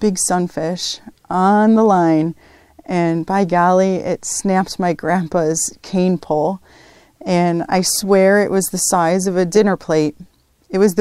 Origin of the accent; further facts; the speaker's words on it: Schaumburg, Illinois, United States; now in Texas, United States; I grew up just outside of Lake Michigan, so being from the Great Lakes region